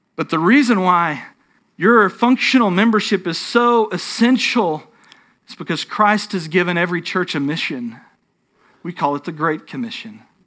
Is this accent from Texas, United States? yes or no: yes; North Texas, United States; I grew up in North Texas, which doesn't mean that I'm a Texas Yankee or anything like that.